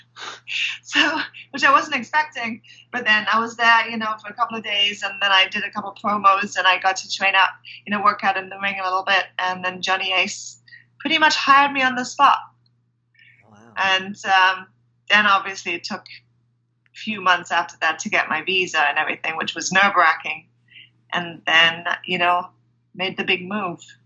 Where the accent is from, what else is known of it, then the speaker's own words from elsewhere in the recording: Germany; moved away as an adult; also born or lived in England / London; I grew up in Germany, so I went to school in Germany, and then I actually moved to England to go to university